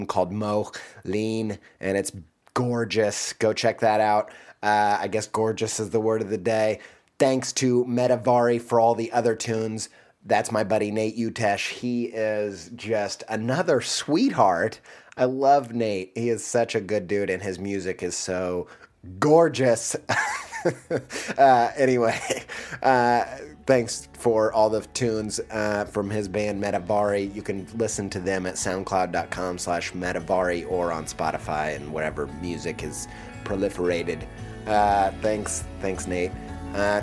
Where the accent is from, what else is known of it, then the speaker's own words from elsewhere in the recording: Indiana, United States; I'm from Indiana